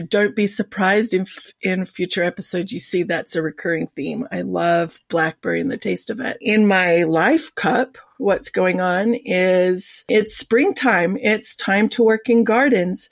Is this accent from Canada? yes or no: no; Sydney, New South Wales, Australia; moved away as an adult; now in United States; I was born and raised in the beautiful Sydney